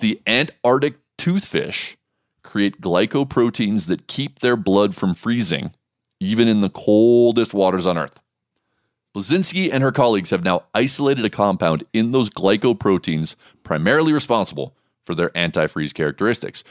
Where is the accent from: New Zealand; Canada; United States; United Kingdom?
United States; I'm an American